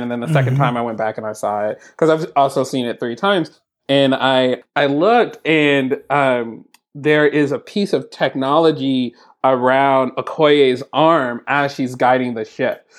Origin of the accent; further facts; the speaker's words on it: Oakland, California, United States; also born or lived in San Francisco; I was born in San Francisco and there was a lot of time I spent in Oakland.